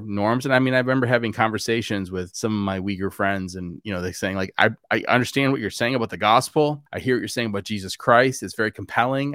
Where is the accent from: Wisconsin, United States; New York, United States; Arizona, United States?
Wisconsin, United States; I grew up in Wisconsin